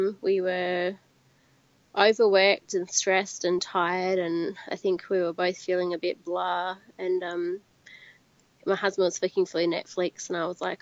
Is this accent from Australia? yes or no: yes; Wagga Wagga, New South Wales, Australia; moved away as an adult; also born or lived in Adelaide, Australia; now in Grenada; Actually, I originate from Wagga Wagga in New South Wales. I grew up there.